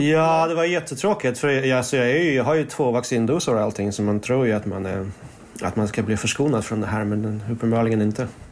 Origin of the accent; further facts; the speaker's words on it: Stockholm, Stockholm County, Sweden; Swedish is a second language; moved away as an adult; also born or lived in Moscow, Russia / Berlin, Germany / Portugal; now in Paris, France; Jag växte upp i Stockholm men sen så har jag bott på lite olika ställen i Europa, i Berlin och Portugal och sådär